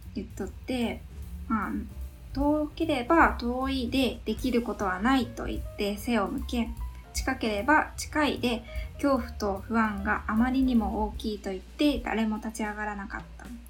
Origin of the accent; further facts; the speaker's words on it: Yamaguchi, Japan; 私山口県山口市出身日本生まれ日本育ち